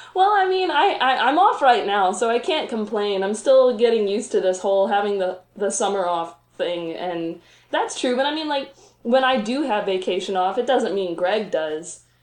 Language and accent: English; south of Roanoke, Virginia, Appalachian Mountains, United States; now in Roanoke, United States; I grew up south of here in the Appalachian Mountains